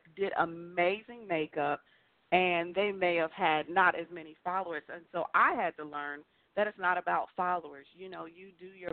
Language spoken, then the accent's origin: English; Long Island, New York, United States; also born or lived in New Jersey; now in Charlotte, United States; I'm originally from Long Island, New York. Then I moved to New Jersey, and then now I'm in Charlotte, North Carolina.